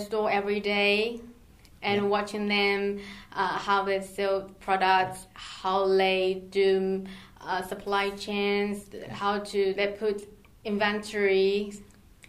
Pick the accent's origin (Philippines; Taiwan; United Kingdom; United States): Taiwan; moved away; I originally from Taiwan and I grew up there.